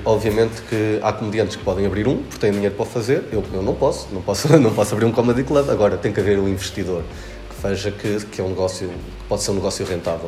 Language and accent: Portuguese; Arganil, Centro, Portugal; quando eu cheguei a Arganil, à minha terra